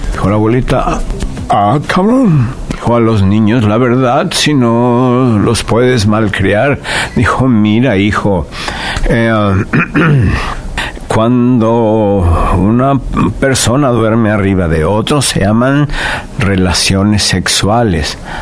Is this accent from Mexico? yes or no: yes; Mexico City, Mexico; born or raised there